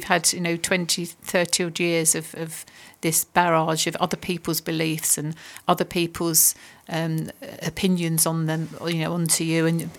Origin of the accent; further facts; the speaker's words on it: United Kingdom; I think it's part of being British as well.